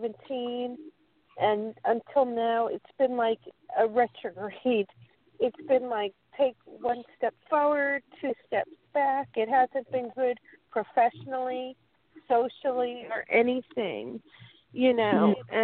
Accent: Oceanside, New York, United States; My birthday is December 26, 1967. I was born in Oceanside, New York.

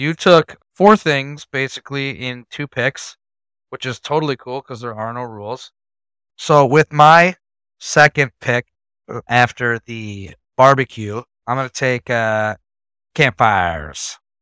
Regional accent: Wisconsin, United States; we're from Wisconsin. We live in Wisconsin

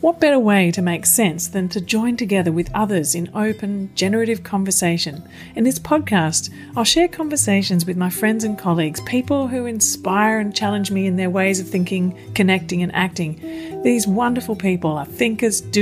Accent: Melbourne, Victoria, Australia; you're in my hometown of Melbourne

